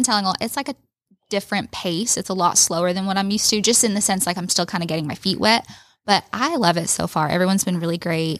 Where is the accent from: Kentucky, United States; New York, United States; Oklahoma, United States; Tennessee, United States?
Tennessee, United States; Gatlinburg; moved away as an adult; now in Rome, United States; I grew up in Tennessee in the Gatlinburg area.